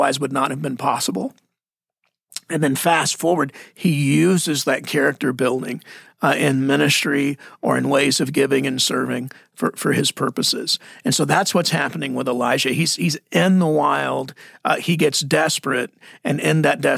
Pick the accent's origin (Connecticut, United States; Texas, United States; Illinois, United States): Texas, United States; now in Arizona, United States; I'm Texan. Texas Arizonian